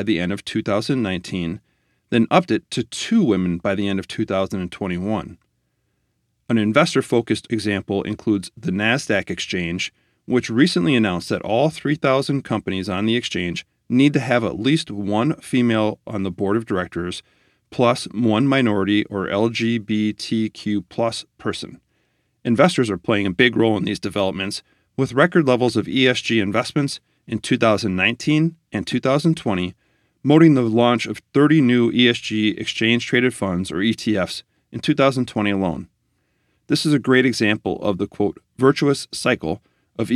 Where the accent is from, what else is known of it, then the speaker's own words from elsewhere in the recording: Minnesota, United States; In my home state of Minnesota